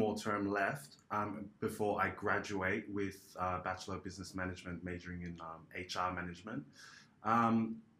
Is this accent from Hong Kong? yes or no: no; Australia; I'm a Australian-born Polynesian. My parents migrated from Tonga.